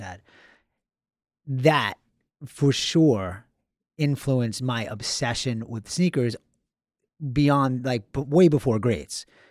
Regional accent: Long Island, Suffolk County, New York, United States; I'm from Long Island

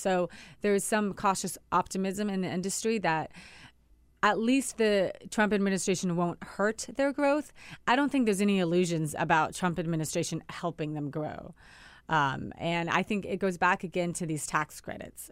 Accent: Washington, United States; Washington State, my home state

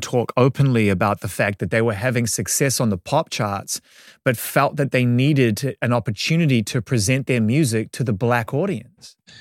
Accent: Auckland, New Zealand; As a young music fan growing up in Auckland, New Zealand

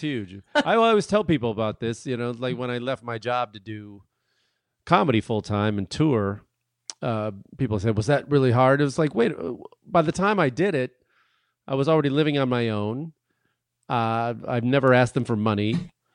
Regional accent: Chicago, Illinois, United States; now in New York, United States; I'm from Chicago

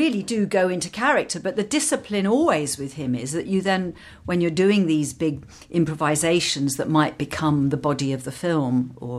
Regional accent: London, United Kingdom; born or raised there

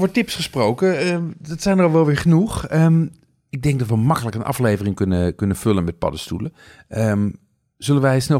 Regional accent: Amsterdam, North Holland, Netherlands; als Amsterdammer denk je eigenlijk dat, dat er buiten de ring niet zoveel gebeurt.

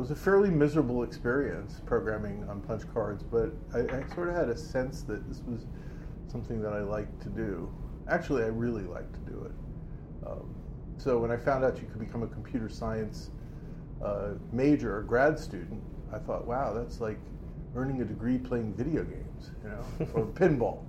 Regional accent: New York City, New York, United States; I'm from Queens

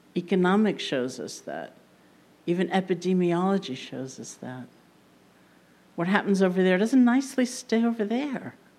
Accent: New York, United States; being a New Yorker

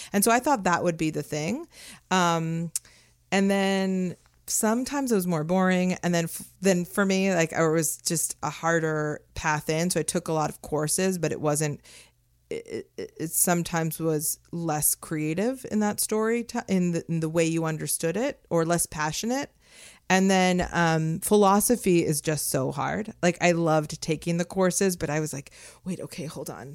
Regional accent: Los Angeles, California, United States; moved away as an adult; I grew up in Las Feliz in L

